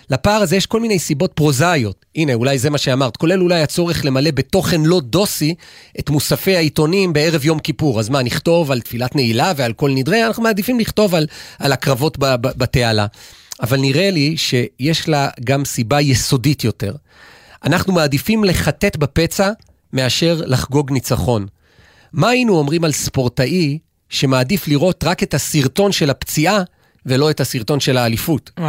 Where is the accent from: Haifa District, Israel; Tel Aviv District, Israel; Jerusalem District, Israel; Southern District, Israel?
Jerusalem District, Israel; Jerusalem; now in Ramat HaSharon, Israel; אני יודע את זה, אגב, כי כירושלמי, אני הייתי מוזמן בעבר לפחות לאולפנים, גם אחרי שאגב שנים כבר גרנו ברמת השרון